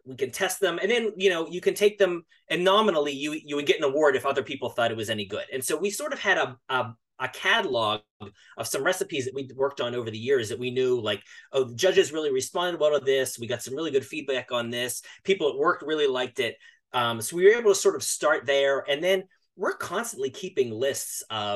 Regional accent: Western Pennsylvania, United States; I grew up in Western Pennsylvania

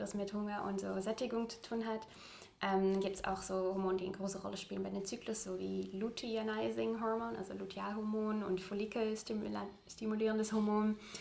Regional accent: Utrecht, Netherlands; German is a second language; moved away as an adult; now in Hamburg, Germany; ich komme aus Utrecht äh, tatsächlich, Utrecht

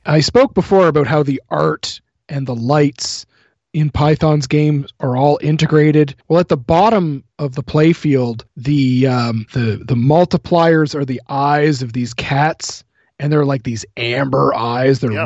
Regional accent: New Brunswick, Canada; I live in a very small uh, hometown in New Brunswick

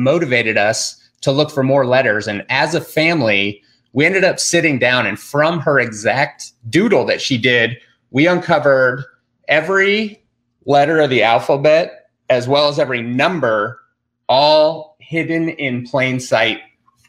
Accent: Durango, Colorado, United States; we're from Durango, Colorado. It's like southwestern corner of Colorado

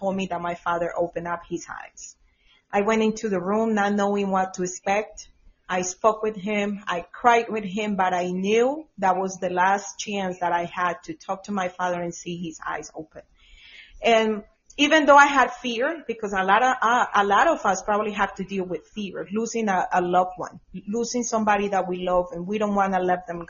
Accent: Colombia; now in Georgia, United States; I'm from Colombia, but I was in Georgia at that time

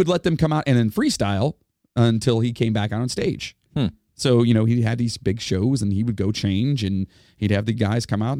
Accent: Ohio, United States; we are from Ohio.

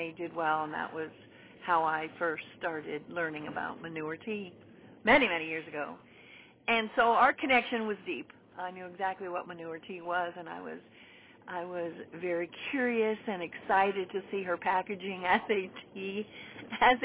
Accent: Nevada, United States; moved away as an adult; now in Wisconsin, United States; I'm from Nevada and now live in Wisconsin. I've been in Wisconsin 20 years.

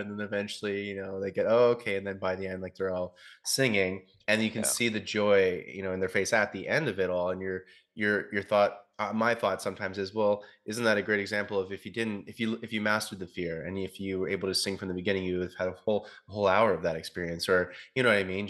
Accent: Ontario, Canada; moved away as an adult; I'm going back to my hometown back in Ontario for about a month

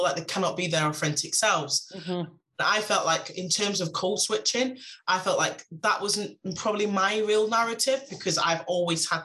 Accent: Manchester, North West England, United Kingdom; I'm really from Manchester.

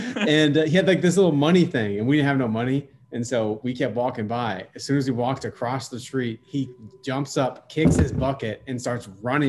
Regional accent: Iowa, United States; They're like, "Where are you from?" I was like, "Iowa."

